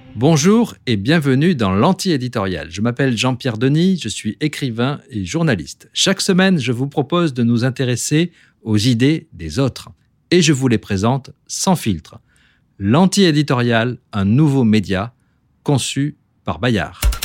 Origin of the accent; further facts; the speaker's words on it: French Polynesia; chez nous, à Tahiti